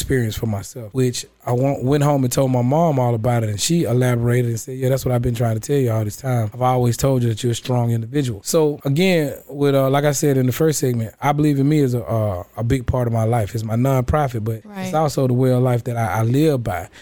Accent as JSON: {"language": "English", "region": "Middle Georgia", "country": "United States", "tie": "born or raised there", "said": "Growing up in Middle Georgia"}